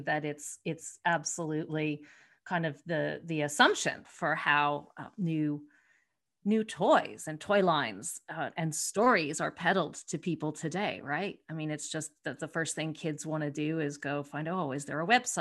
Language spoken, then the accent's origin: English; United States; I'm American